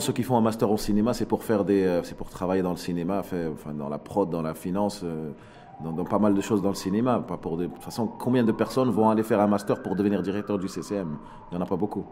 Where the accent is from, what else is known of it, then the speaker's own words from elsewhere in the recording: Morocco; En tant que Marocain